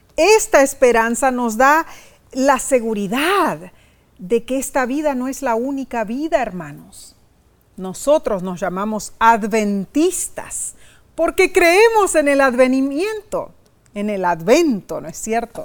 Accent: Brazil; moved away; mi tierra natal, Brasil.

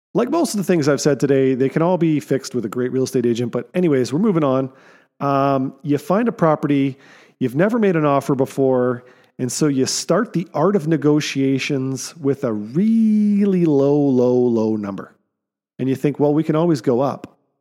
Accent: Canada; as Canadian citizens

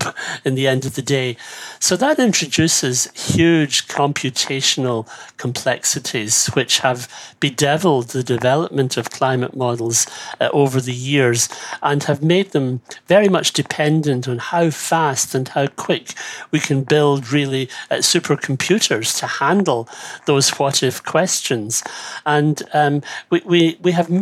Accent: Ireland

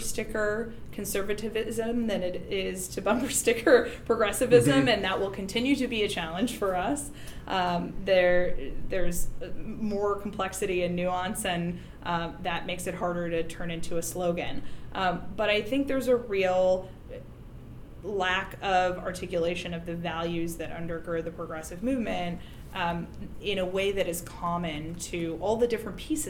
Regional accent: hometown represented by Collin Peterson, Minnesota, United States; Colin Peterson, my hometown congressman

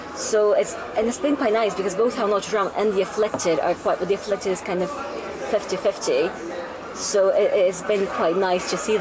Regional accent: Brazil; now in United Kingdom; I'm very, very South because I'm from Brazil

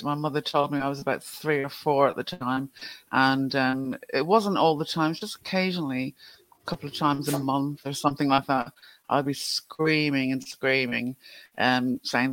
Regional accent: Ireland; Growing up in Ireland, everything is either ghosts or the devil

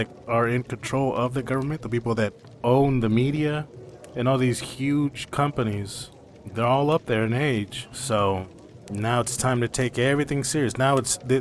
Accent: United States; I'm an American

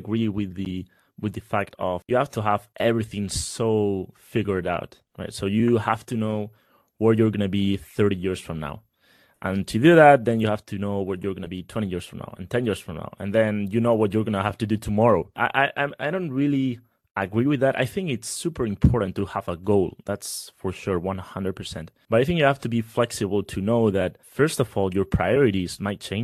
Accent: Spain; I'm from Spain

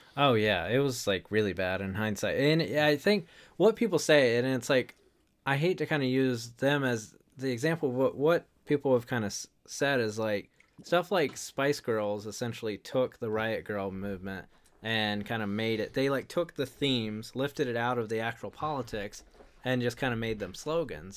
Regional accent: North Carolina, United States; I grew up in North Carolina

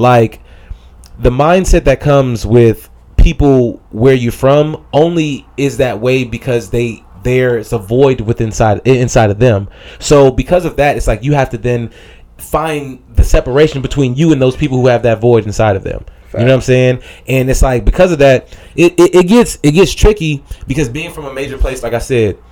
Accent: Chicago, Illinois, United States; moved away as an adult; now in California, United States; I'm from a big city, I'm from Chicago

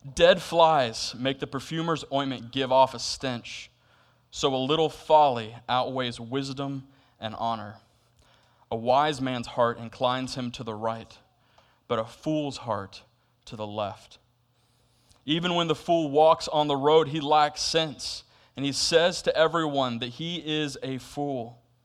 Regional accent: Florida, United States; now in Camp Hill, Pennsylvania, United States; I'm from Florida

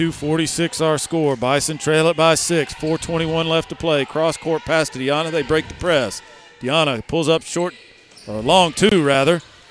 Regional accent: Albany, Georgia, United States; my hometown, Albany, Georgia.

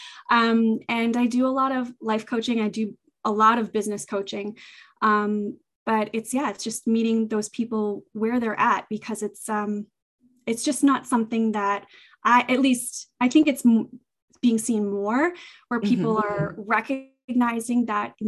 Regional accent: southeastern Massachusetts, United States; I'm in Massachusetts, southeastern Massachusetts. I was born and raised here, and I have not left.

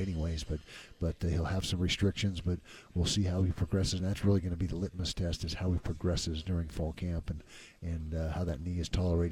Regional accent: Utah, United States; growing up in Utah

